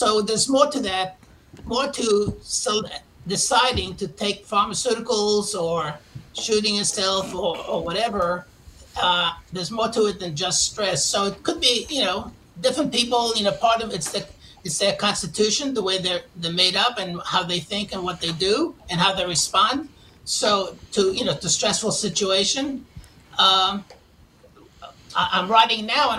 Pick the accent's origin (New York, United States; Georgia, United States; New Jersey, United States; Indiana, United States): New York, United States; New York City; born or raised there; moved away as an adult